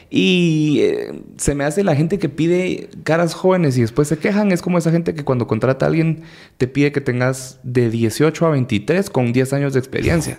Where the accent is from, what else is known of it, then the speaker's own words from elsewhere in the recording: Guatemala; como cualquier guatemalteco